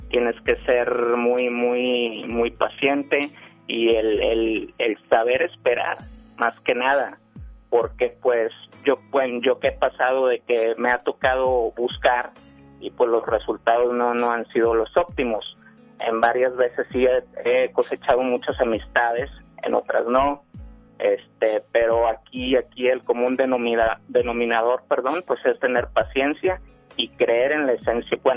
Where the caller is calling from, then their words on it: San Nicolás de los Garza, Nuevo León, Mexico; de San Nicolás de los Garza, centro.